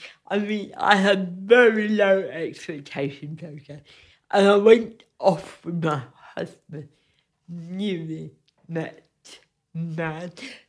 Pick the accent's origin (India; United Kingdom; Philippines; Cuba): United Kingdom; I've never been able to work totally abstract way because I'm British.